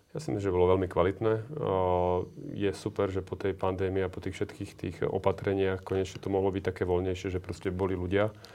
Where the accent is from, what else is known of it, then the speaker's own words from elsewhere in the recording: Slovakia; my sme tí Slováci vždy boli takí živelnejší